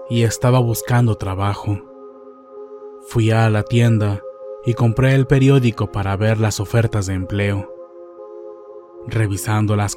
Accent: Colima, Mexico; Soy de Colima, Colima.

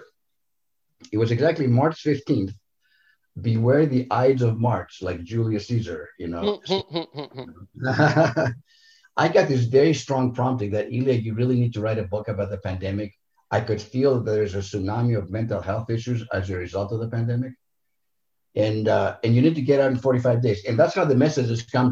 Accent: Greece; moved away; also born or lived in Santa Monica, California, United States; I'm Greek 100%, so born and raised in Greece. Moved to Southern California to a very beautiful coastal little community called Santa Monica. So that's where I grew up.

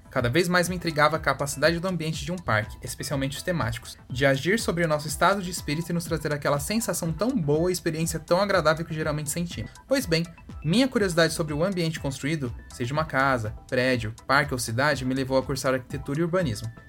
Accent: France; Portuguese is a second language; Designs no plural. É que eu sou francesa.

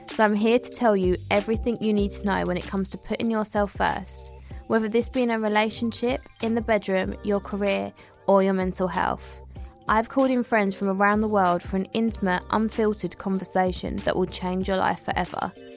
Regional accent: Southend-on-Sea, East of England, United Kingdom; I'm from South End

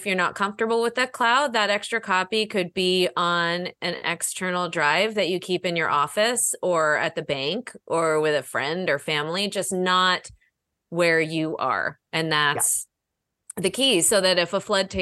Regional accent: Northeast, United States; now in Chicago, United States; I grew up in the Northeast where humidity is a huge issue

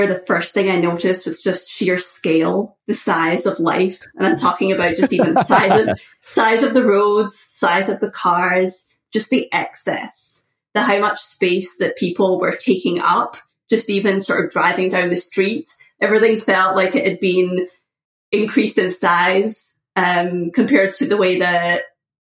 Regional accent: just outside of Glasgow, west coast of Scotland, United Kingdom; moved away as an adult; now in United States; I was born just outside of Glasgow, which is the largest city in Scotland, which is not really saying very much for sizes of cities. But I grew up there

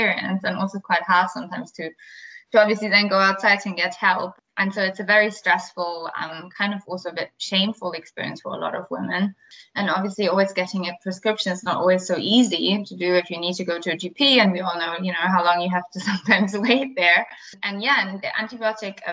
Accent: Berlin, Germany; accent: German; English is a second language; now in London, United Kingdom; I'm German, as you probably hear from my accent. I was born in Berlin

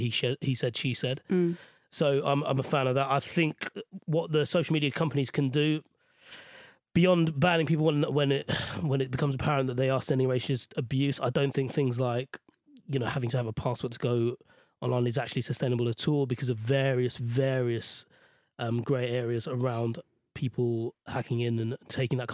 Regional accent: Sri Lanka; now in United Kingdom; Sri Lanka, where I grew up

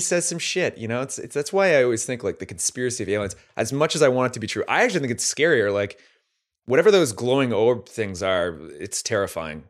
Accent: Canada; as a Canadian

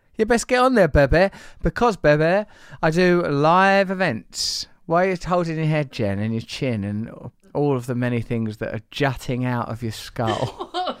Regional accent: Essex, East of England, United Kingdom; I'm from Essex, I support West Ham

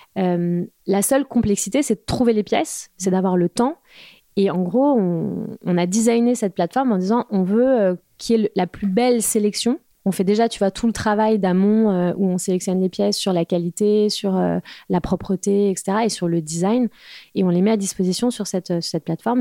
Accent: Val-d'Oise, Île-de-France, France; also born or lived in Paris; je suis parisienne, enfin j'ai grandi dans le Val d'Oise

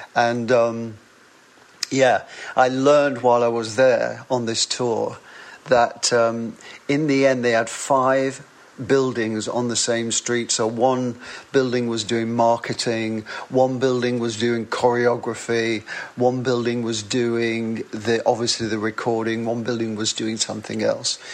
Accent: Wigan, North West England, United Kingdom; accent: northern; I was born and raised in Wigan

